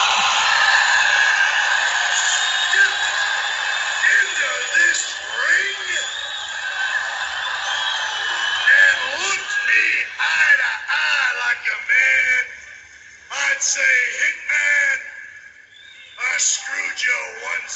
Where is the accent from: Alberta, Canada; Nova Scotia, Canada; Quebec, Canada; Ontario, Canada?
Ontario, Canada; Toronto; I'm from Toronto